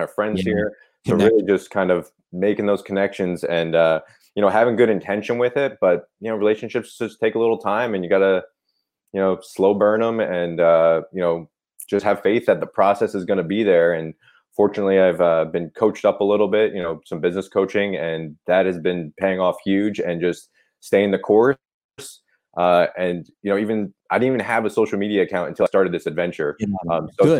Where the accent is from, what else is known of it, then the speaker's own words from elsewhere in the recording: Milford, Pennsylvania, United States; now in Burlington, United States; I'm actually from Northeast Pennsylvania